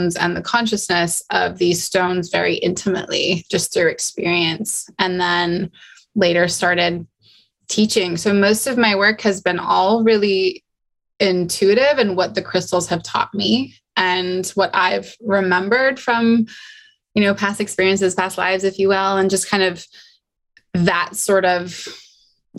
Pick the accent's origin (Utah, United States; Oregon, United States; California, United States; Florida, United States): Utah, United States; I grew up in Utah. So I grew up the Wasatch Mountains were literally my backyard